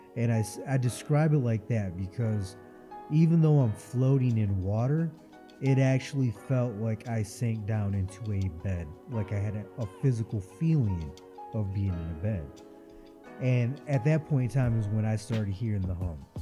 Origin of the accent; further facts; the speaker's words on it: Florida, United States; I come from Florida where there's salt water.